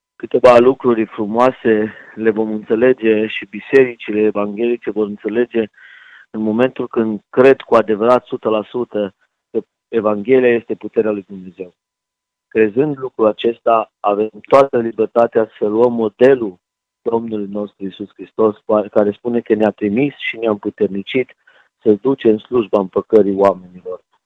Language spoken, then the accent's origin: Romanian; Timișoara, Timiș County, Romania; eu vin din Timișoara, vin din Banat, aici în Dobrogea